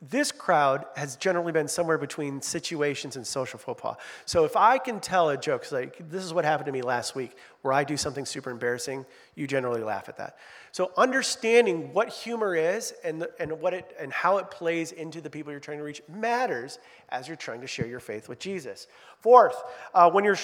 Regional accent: Midwest, United States; moved away as an adult; I'm not from New York, I'm from the Midwest

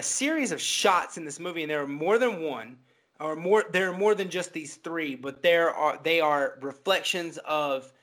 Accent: the South, United States; born and raised in the South by Baptist people

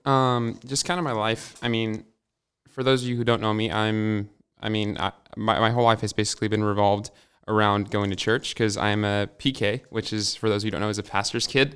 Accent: Hermiston, Oregon, United States; also born or lived in Walla Walla, Washington; I wasn't born in Hermiston. I was born in Walla Walla, but I was uh, I've lived in Hermiston my whole life

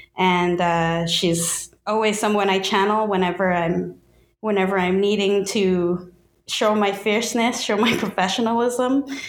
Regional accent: Saint John, New Brunswick, Canada; first language English; I was born in St. John, New Brunswick. I speak English as my first language, basically still my only language, but I'm always learning, trying to.

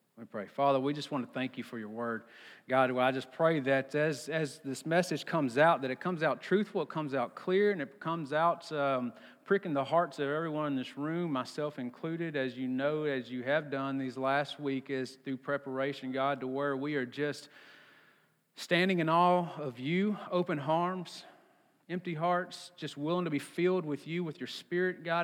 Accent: Texas, United States; I'm from Texas

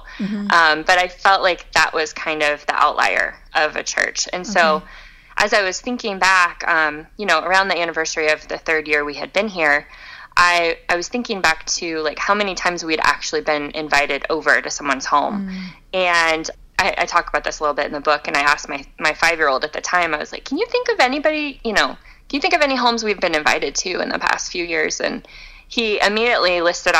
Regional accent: Tampa, Florida, United States; also born or lived in China / Chicago; now in Fort Collins, United States; I grew up in Tampa

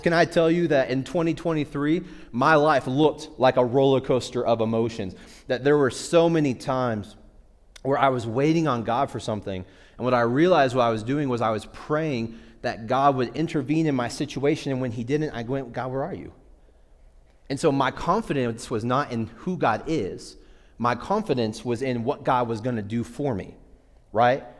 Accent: Midwest, United States; I grew up in the Midwest.

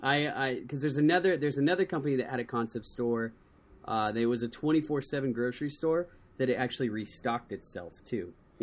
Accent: Ohio, United States; my hometown in Ohio

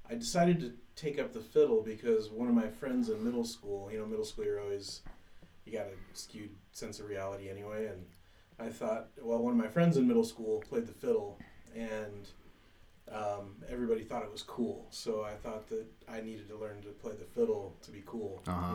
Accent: Otis Orchards, Washington, United States; I grew up in a town called Otis Orchards, Washington.

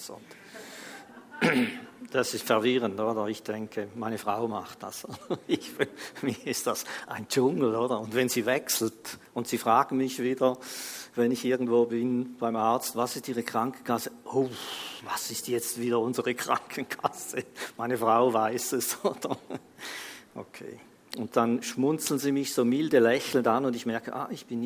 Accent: Switzerland; wir als Schweizer, das hatten wir vielleicht nicht so auf dem Radar, weil wir eigentlich, du kannst fast machen, was du willst hier in der Schweiz.

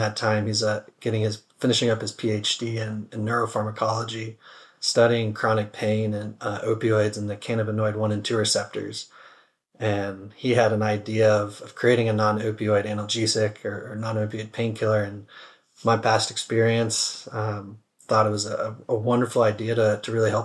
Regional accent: Atlanta, Georgia, United States; growing up in Atlanta

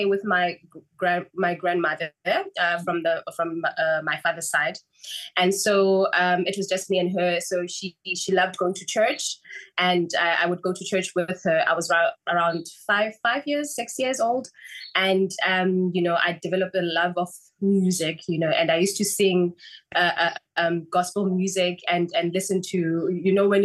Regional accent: Port Elizabeth, Eastern Cape, South Africa; I grew up in Port Elizabeth, and then went to study in Cape Town

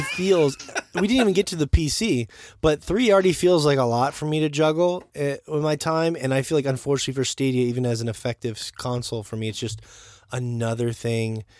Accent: United States; I'm American

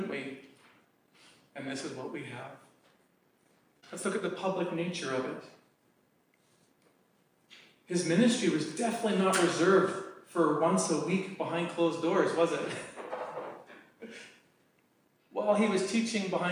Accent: Canada

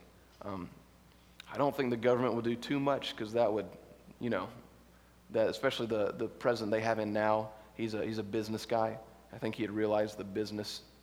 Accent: United States; we're American

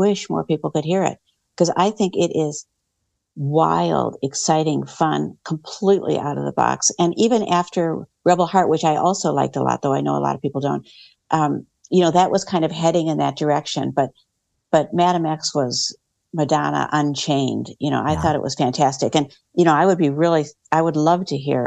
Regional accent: Minnesota, United States; I grew up in Minnesota

